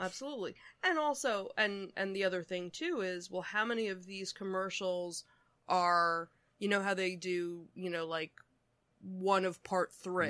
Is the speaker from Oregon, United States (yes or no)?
no; Philadelphia, Pennsylvania, United States; we are from the Philadelphia region